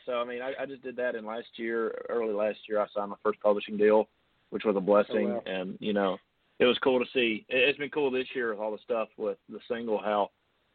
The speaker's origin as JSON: {"language": "English", "region": "Tennessee", "country": "United States", "said": "I'm an average, you know, Tennessee kid"}